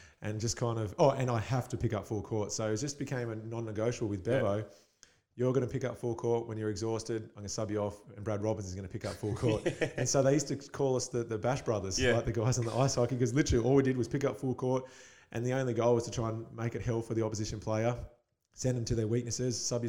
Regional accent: Perth, Western Australia, Australia; when I came from Perth, I was like, I'm a professional athlete.

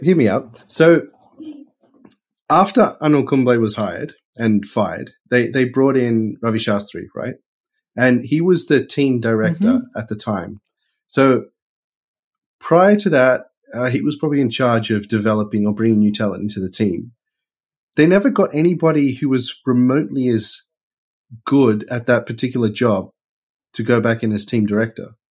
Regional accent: Australia; growing up in Australia

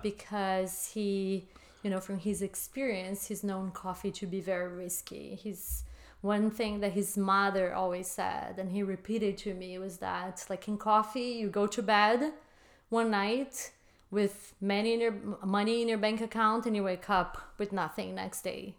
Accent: Brazil; moved away as an adult; now in United States; I was born and raised in Brazil

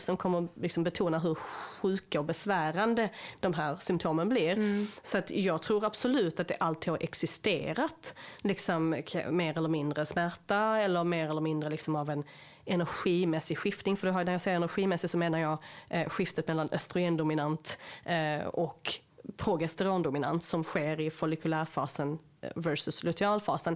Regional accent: Sweden; som svenskar

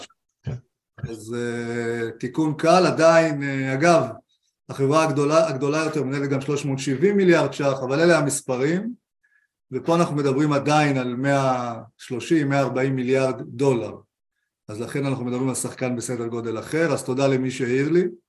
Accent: Israel; אנחנו כמשקיעים ישראלים

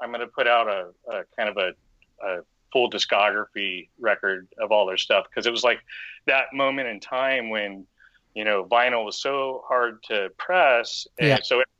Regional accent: Florida, United States; born there; I was born in Florida, so I was a East Coaster originally, and a product of two military dads.

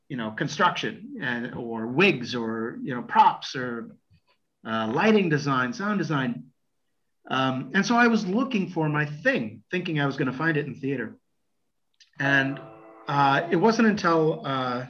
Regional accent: United States; moved away as an adult; now in Florence, Italy; I'm an American

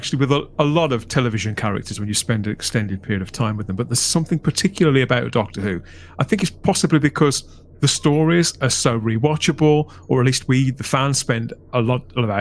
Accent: United Kingdom; as British fans, when particularly when we were younger, you know, growing up in the 80s

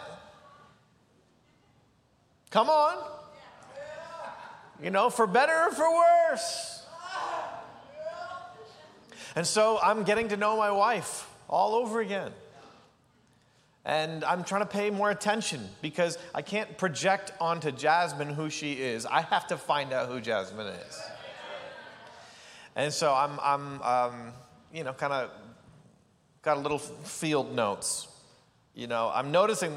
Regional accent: Canada; I grew up in small town Canada

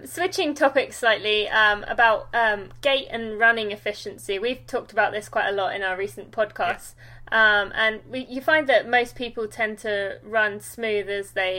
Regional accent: United Kingdom; I am British

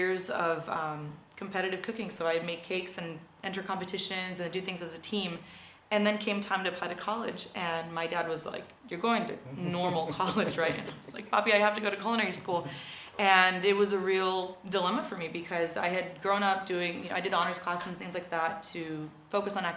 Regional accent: Oxnard, California, United States; moved away; also born or lived in France; I grew up in Oxnard, California. That's where I'm from

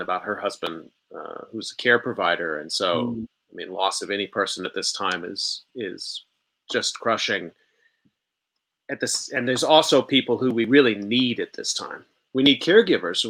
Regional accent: Arlington, Texas, United States; also born or lived in Dallas, Texas; I was born in Dallas and I grew up in Arlington

